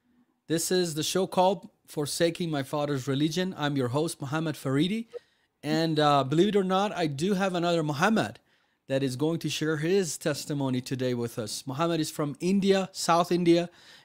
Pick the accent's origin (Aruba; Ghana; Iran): Iran; moved away; I'm Persian, I'm Iranian.